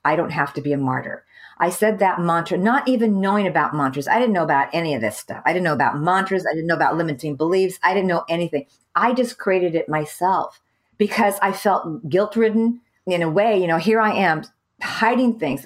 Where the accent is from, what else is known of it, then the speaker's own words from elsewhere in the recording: California, United States; moved away as an adult; also born or lived in Saudi Arabia / Beirut, Lebanon; I'm from California